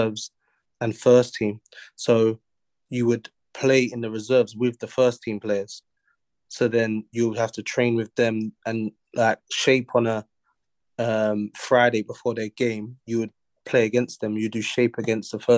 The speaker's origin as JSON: {"language": "English", "region": "London", "country": "United Kingdom", "said": "I'm from South London"}